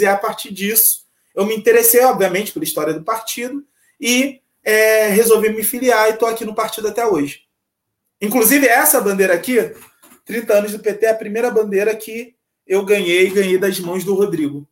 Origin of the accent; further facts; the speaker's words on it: Nova Friburgo, Rio de Janeiro, Brazil; Nasci em Nova Friburgo no dia 23 de dezembro de 1989, lá na Serra do Rio de Janeiro, aqui na Serra, na região serrana é, no distrito de Conselheiro Paulino. Então, essa é a minha origem.